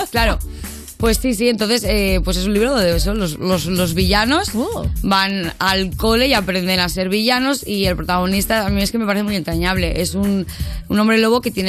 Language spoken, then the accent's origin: Spanish; Valencia, Valencian Community, Spain; now in Madrid, Spain; Es que soy valenciana, repito.